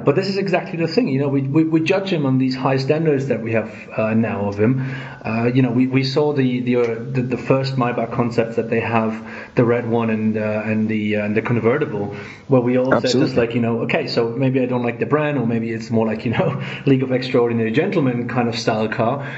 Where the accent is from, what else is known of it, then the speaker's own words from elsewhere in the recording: Germany; I'm from Germany